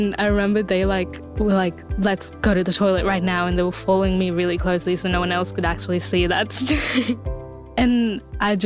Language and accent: English; India; I grew up in India and period still is like such a taboo conversation